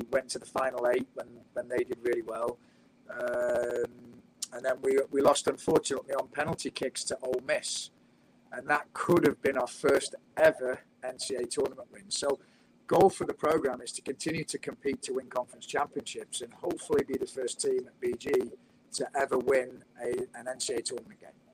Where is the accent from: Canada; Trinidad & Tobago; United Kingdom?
United Kingdom; moved away as an adult; now in United States; Being British